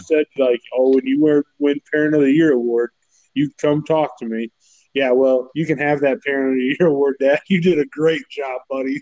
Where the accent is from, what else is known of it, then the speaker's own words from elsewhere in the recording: Braidwood, Illinois, United States; moved away as an adult; now in Missouri, United States; I grew up in Braidwood all my life.